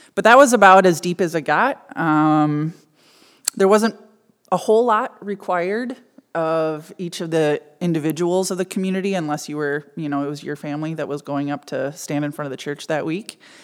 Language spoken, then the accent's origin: English; suburb of Minneapolis, Minnesota, United States; I grew up in a fairly middle class, um, mostly German and Scandinavian suburb of Minneapolis.